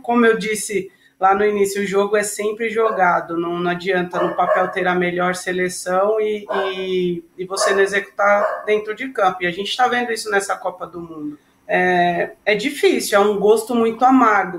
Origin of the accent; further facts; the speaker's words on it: Brazil; como nós brasileiras